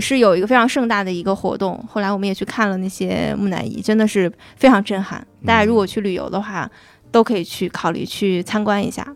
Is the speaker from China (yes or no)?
yes; Northeast China, China; moved away; also born or lived in Egypt; 用我们东北话